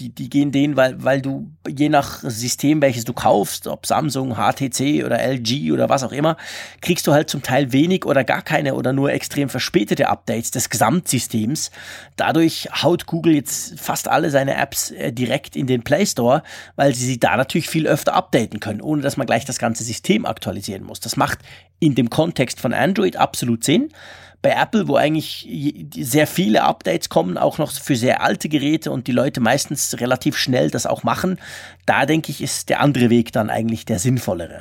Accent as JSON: {"language": "German", "country": "Switzerland", "said": "ich bin Schweizer, ich kann sowieso nicht Deutsch"}